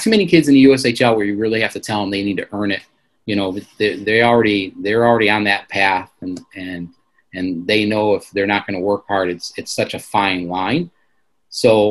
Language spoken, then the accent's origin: English; Michigan, United States; I'm from Michigan